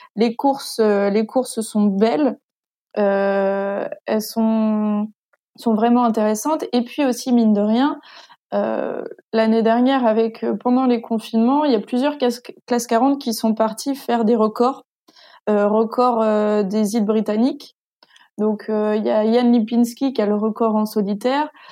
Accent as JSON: {"language": "French", "town": "Granville", "region": "Normandy", "country": "France", "said": "je suis je suis de Grandville ville"}